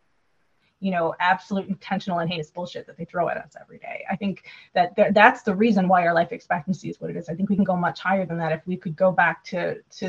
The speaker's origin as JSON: {"language": "English", "region": "Wisconsin", "country": "United States", "said": "I'm from Wisconsin"}